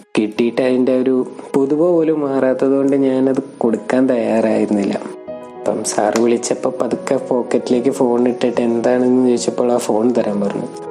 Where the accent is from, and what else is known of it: Ernakulam, Kerala, India